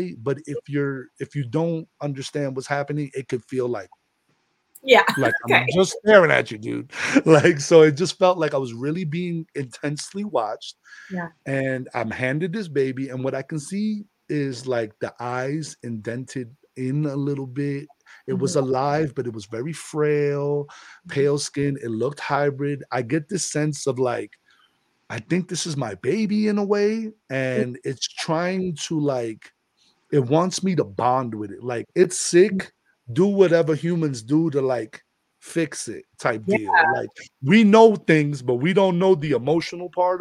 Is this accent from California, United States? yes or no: no; New York City, New York, United States; moved away as an adult; also born or lived in Florida; I'm from the Bronx